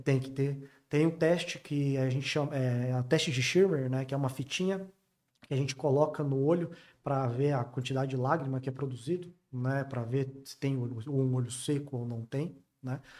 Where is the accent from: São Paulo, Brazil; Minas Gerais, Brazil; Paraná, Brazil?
Paraná, Brazil; interior of; moved away; venho do interior do Paraná